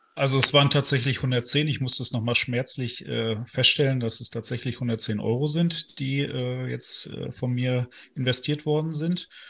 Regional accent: Northern Germany, Germany; now in Ruhr area, Germany; aus dem hohen Norden ursprünglich

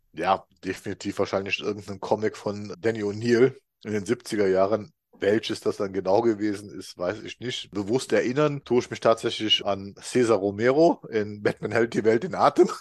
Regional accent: Rhineland, Germany; 56, ich komme immer noch aus dem Rheinland

